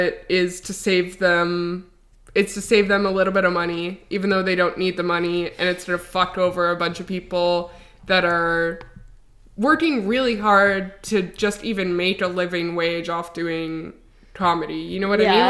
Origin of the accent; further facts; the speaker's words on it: Canada; Canadian comedians